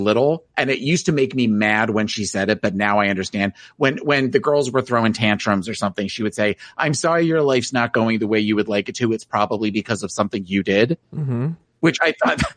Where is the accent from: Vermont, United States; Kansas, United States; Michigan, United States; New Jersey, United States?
New Jersey, United States; moved away; I was from New Jersey